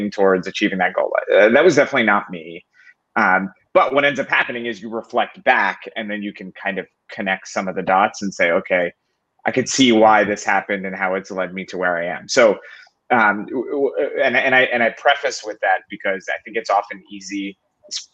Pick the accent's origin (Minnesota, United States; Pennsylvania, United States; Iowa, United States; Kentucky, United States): Pennsylvania, United States; Philadelphia; I'm from Philly